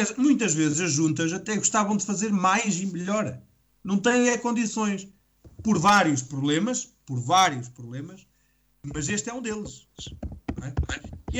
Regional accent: Calvão, Portugal; Calvão, que por acaso é a minha terra

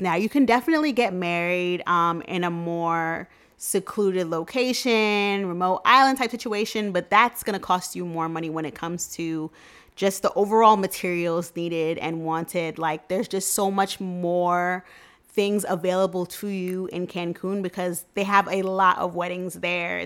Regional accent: New York City, New York, United States; I'm from Queens, N Y C, born and raised

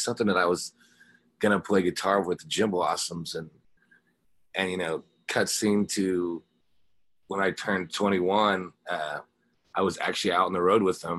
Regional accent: Wheaton, Missouri, United States; I grew up in Wheaton, Missouri, which is a really small town in the Ozarks

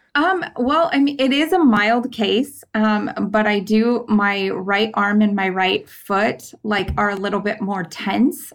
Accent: San Diego County, California, United States; I grew up in San Diego County.

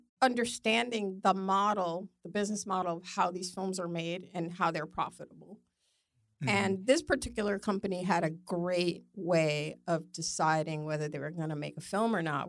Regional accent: New York City, New York, United States; moved away as an adult; now in Los Angeles, United States; I'm from New York.

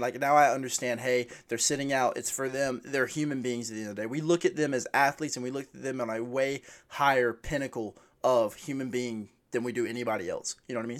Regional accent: United States; as an American

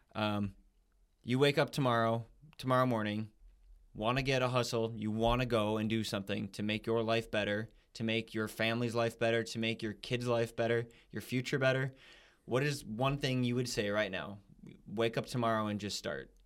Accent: United States; we're American, you know, that's where we're from

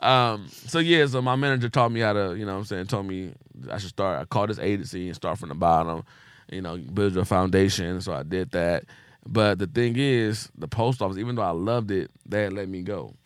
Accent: Compton, California, United States; I was from Compton

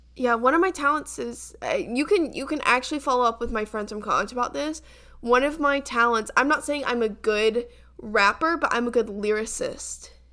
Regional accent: the South, United States; growing up in Southern culture

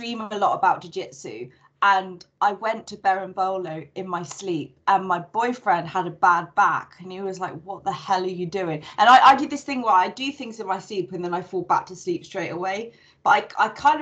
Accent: United Kingdom; now in Madrid, Spain; being British

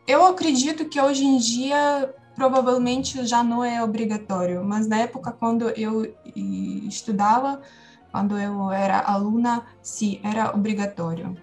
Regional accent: Ukraine; Portuguese is a second language; moved away; como sou ucraniana

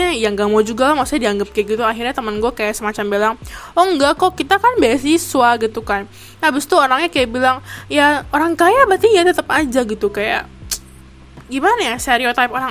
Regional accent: Indonesia; now in Taiwan; habis itu kayak teman gue yang cewek ini jawabin oh kita tuh orang Indo

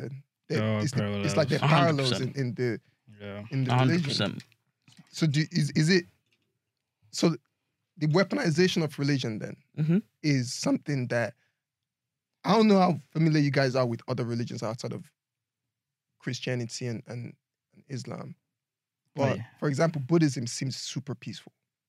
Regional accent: Northern Nigeria, Nigeria; growing up in Nigeria.

